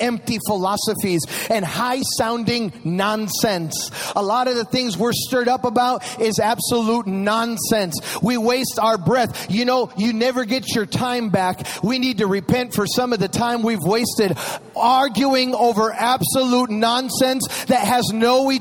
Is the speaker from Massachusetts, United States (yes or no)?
no; Chicago, Illinois, United States; moved away; I am from Chicago